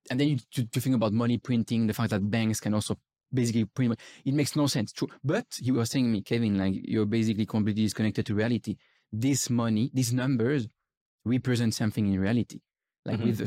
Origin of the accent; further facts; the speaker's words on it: Switzerland; I remember being skiing in Switzerland with my parents because I'm from Switzerland.